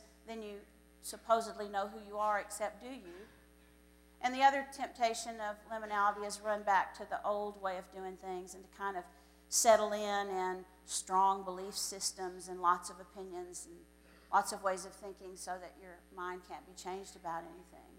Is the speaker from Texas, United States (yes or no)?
yes; Floydada, Texas, United States; I grew up in Floydada, Texas